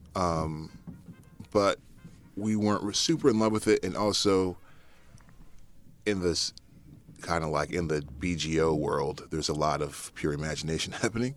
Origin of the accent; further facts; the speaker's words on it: New England, United States; born or raised there; moved away as an adult; also born or lived in Philadelphia; now in New York, United States